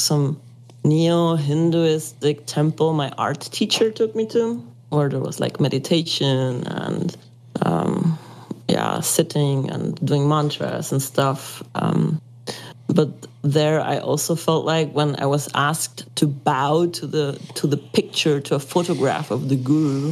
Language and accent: English; Mexico; moved away as an adult; also born or lived in Germany; I grew up in Catholic paradigm Mexico